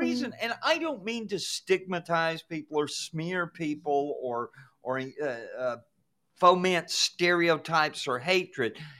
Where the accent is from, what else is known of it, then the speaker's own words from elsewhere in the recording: Georgia, United States; when I was growing up in Georgia